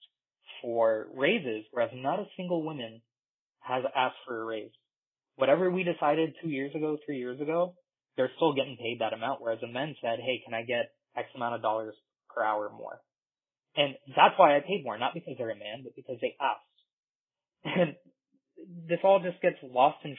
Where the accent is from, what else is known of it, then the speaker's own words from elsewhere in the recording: India; now in United States; I'm from India